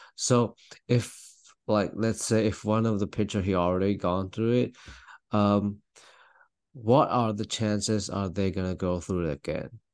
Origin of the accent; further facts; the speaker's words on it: Taiwan; now in Louisville, United States; I'm from Taiwan, although I'm Louisville right now